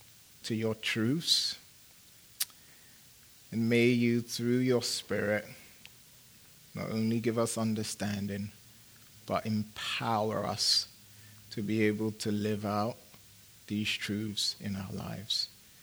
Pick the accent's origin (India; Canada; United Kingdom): United Kingdom; England; also born or lived in Phoenix, United States; I'm a big soccer fan. I am, because I'm from England.